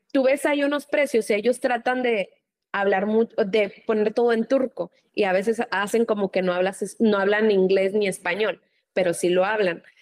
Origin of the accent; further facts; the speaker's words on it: Mexico; como aquí un mexicano, nosotros lo demostramos todo muy efusivo